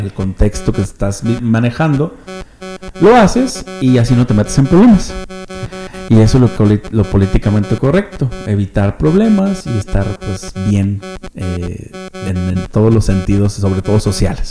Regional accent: Mexico; somos de aquí

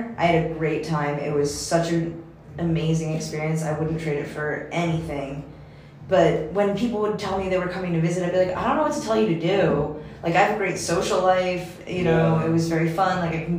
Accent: United States; moved away; also born or lived in China; as an American

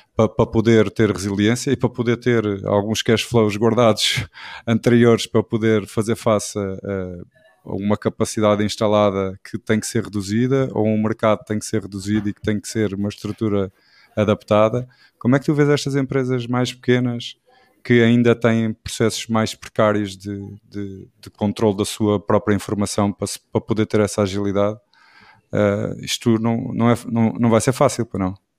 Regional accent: Portugal; somos orgulhosamente portugueses também

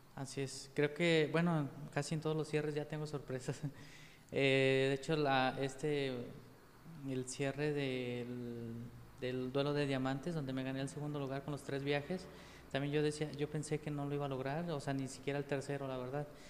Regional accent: Pegueros, Jalisco, Mexico; also born or lived in Yahualica / Guadalajara / Tepatitlán; soy originario de Pegueros, pero nací en Yahualica.

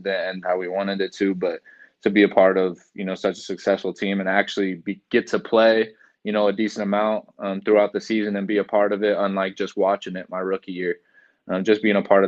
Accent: Folsom, California, United States; moved away as an adult; now in Green Bay, United States; I grew up in Folsom, California, and Folsom Prison was like 2 minutes from my house growing up

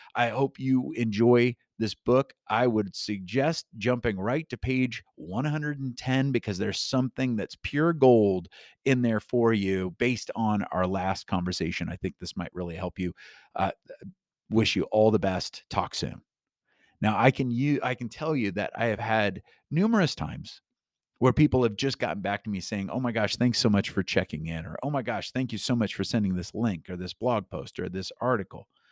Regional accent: Newton, Iowa, United States; when I was growing up in, uh, my little hometown of Newton, Iowa

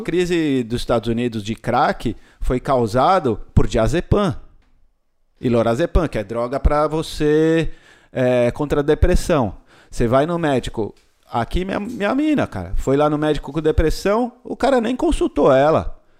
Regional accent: Brazil; also born or lived in Indonesia / California; sou brasileiro

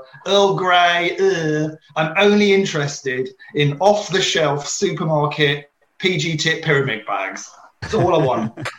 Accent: United Kingdom; As a British person, I'm a very big tea drinker.

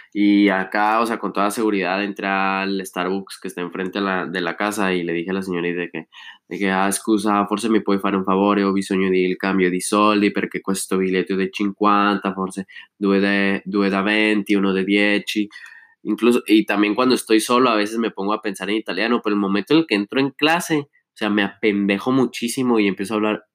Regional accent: Chihuahua, Mexico; moved away as an adult; now in Milan, Italy; nuestro rancho, de los que sean de aquí

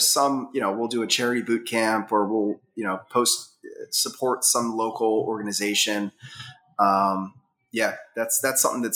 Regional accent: Massachusetts, United States; also born or lived in Reading, Pennsylvania; now in West Chester, United States; I grew up in Massachusetts when I was young, so I still have a lot of love for like the New England

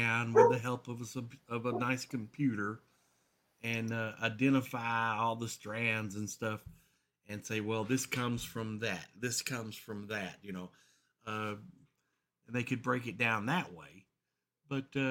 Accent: Horse Cave, Kentucky, United States; here in my hometown of Horse Cave

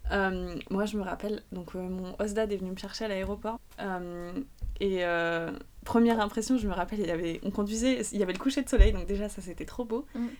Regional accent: France; en tant que Français

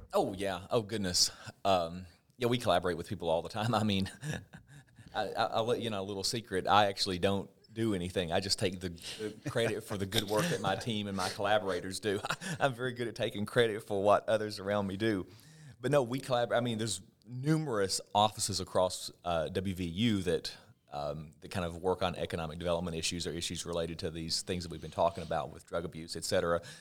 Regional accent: southwestern Virginia, United States; moved away as an adult; I'm from Virginia, but where I'm from in Virginia is the very southwestern part. And my home, as the crow flies, is only maybe twenty or thirty miles from the West Virginia state line

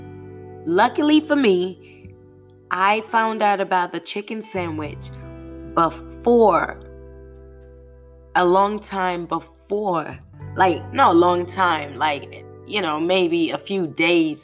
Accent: United Kingdom; now in United States; as a Brit

